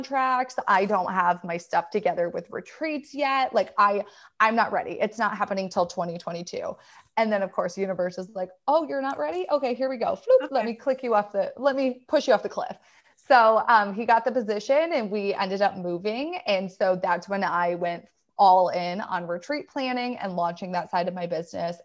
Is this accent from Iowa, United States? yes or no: no; Michigan, United States; I lived in Michigan, born and raised in Michigan